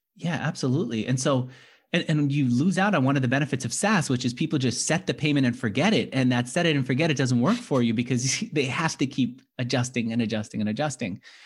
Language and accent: English; New York City, New York, United States; also born or lived in Manhattan; I grew up in Queens and then I moved to Manhattan